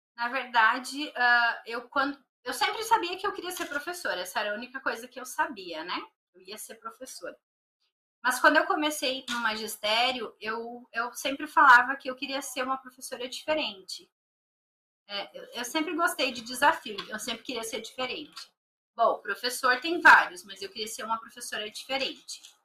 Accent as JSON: {"language": "Portuguese", "town": "Novo Hamburgo", "region": "Rio Grande do Sul", "country": "Brazil", "tie": "born or raised there", "also_born_or_lived": "Canoas, Rio Grande do Sul", "moved": "as an adult", "lives_now": "São Paulo, Brazil", "said": "eu nasci na cidade de Canoas, no Rio Grande do Sul. Mas eu só nasci lá, então eu nunca morei, né? A minha cidade que realmente eu vivi até vir aqui pra São Paulo foi Novo Hamburgo"}